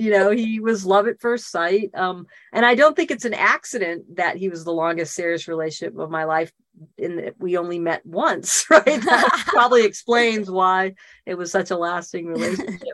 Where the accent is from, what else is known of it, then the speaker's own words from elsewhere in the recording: Boston, Massachusetts, United States; moved away as an adult; also born or lived in Northern California; now in California, United States; I'm not from California, I'm from Boston, but California's home. I've been here what 32, 33 years now